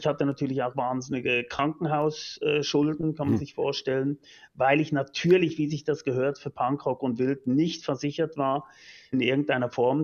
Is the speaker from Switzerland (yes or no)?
yes; Lucerne, Switzerland; Ich bin, wie gesagt, in Luzern aufgewachsen